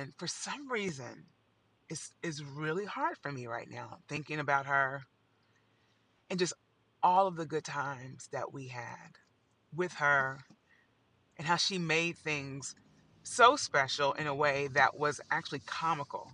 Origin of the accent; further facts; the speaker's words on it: Evansville, Indiana, United States; now in New York, United States; I'm from Evansville, Indiana